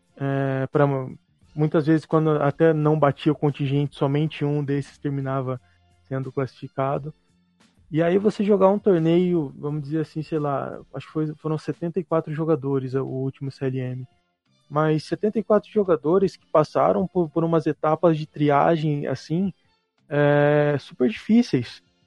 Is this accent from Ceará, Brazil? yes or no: no; Mogi Mirim, São Paulo, Brazil; eu sou de, de natural de, de Mojimirim